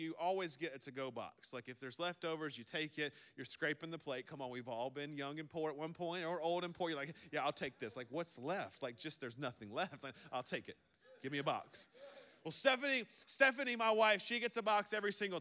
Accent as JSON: {"language": "English", "region": "the South", "country": "United States", "said": "I'm from the South"}